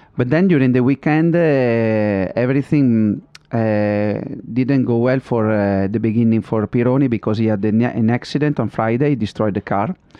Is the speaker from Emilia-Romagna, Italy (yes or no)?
yes; Modena, Emilia-Romagna, Italy; English is a second language; I'm from Modena, I always been around in Ferrari